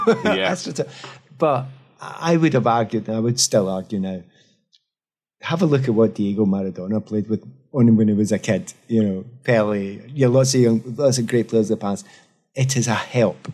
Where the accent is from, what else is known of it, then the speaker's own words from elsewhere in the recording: Scotland, United Kingdom; moved away; coming down as a Scot